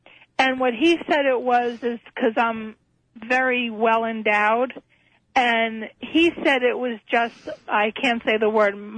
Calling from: Essex County, New Jersey, United States; I'm calling from New Jersey.

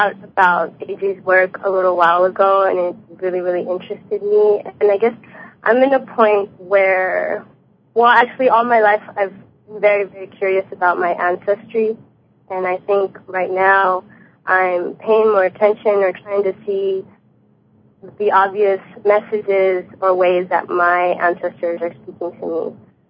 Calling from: Los Angeles, California, United States; I'm calling from Los Angeles.

